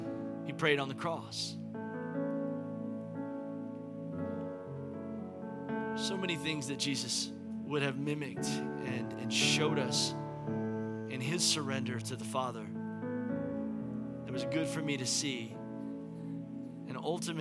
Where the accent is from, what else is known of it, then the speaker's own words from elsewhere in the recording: United States; in my life as an American